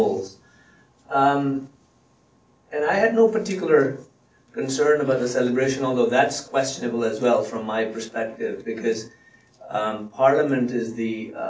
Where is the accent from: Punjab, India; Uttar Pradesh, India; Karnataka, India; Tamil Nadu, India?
Punjab, India; first language Punjabi; English is a second language; also born or lived in England; now in Canada; I was born and raised in India in a Sikh family